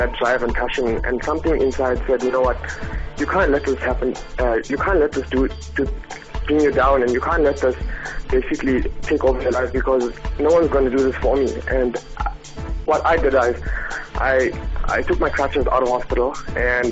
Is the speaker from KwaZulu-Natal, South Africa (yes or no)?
yes; Pietermaritzburg, KwaZulu-Natal, South Africa; I'm a firefighter from Pietermaritzburg.